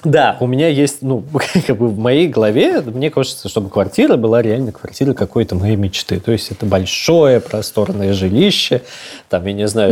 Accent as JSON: {"language": "Russian", "region": "Moscow", "country": "Russia", "tie": "born or raised there", "said": "я вырос в Москве"}